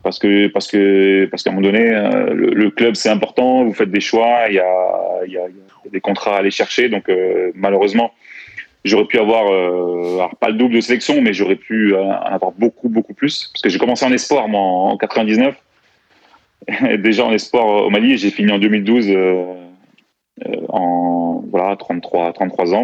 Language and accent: French; Strasbourg, Grand Est, France; also born or lived in Greece / Corsica; je suis né, j'ai grandi à Strasbourg et élevé plutôt à l'européenne